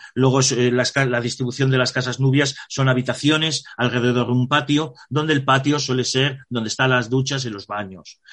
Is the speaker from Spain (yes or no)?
yes; Spain; nosotros que somos españoles